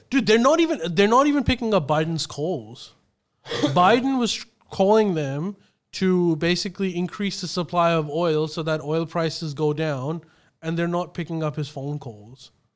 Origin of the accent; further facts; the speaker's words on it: Pakistan; now in Australia; when I was growing up in Pakistan